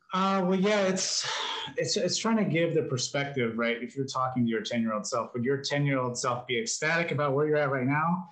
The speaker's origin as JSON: {"language": "English", "region": "New Mexico", "country": "United States", "tie": "born or raised there", "also_born_or_lived": "New York / California", "moved": "yes", "said": "I grew up in New Mexico, and then um, lived up in New York for a little while. Lived in California"}